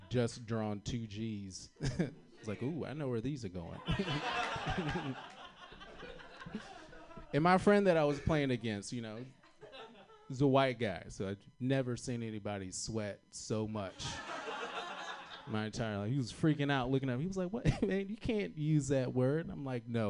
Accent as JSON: {"language": "English", "region": "Virginia", "country": "United States", "moved": "yes", "said": "I'm from Virginia originally"}